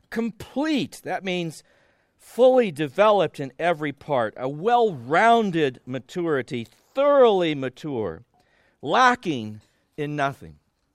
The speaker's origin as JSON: {"language": "English", "region": "California", "country": "United States", "tie": "born or raised there", "said": "I grew up loving the water. I grew up in Southern California. We had a pool in our backyard."}